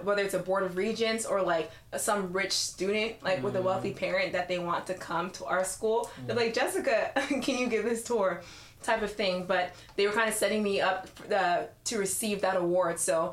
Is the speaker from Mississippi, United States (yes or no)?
no; Las Vegas, Nevada, United States; moved away as an adult; I'm from Vegas